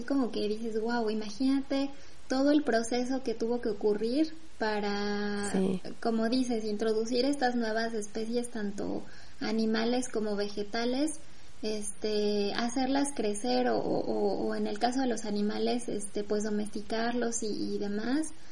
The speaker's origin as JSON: {"language": "Spanish", "country": "Mexico", "moved": "yes", "lives_now": "France", "said": "soy mexicana"}